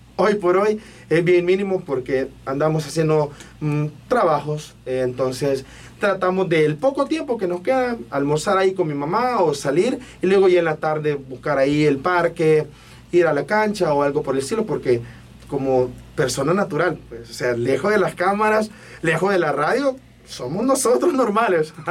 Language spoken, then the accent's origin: Spanish; Ilopango, San Salvador, El Salvador; soy de Ilopango